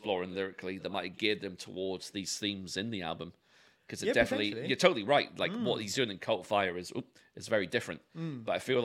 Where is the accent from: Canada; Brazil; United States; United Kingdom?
United Kingdom; London; two white males born and bred in London